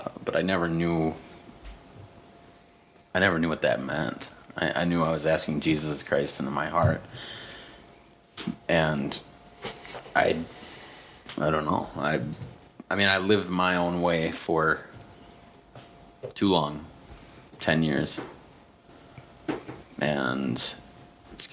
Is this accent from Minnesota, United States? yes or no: yes; St. James, Minnesota, United States; moved away; also born or lived in Huntington Beach, California; I am from St. James, Minnesota. Lived in Huntington Beach, California for 5 years.